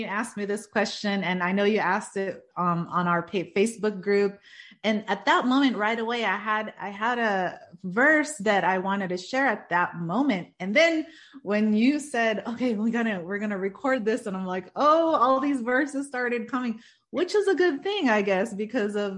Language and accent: English; Stockton, California, United States; I am from Stockton, California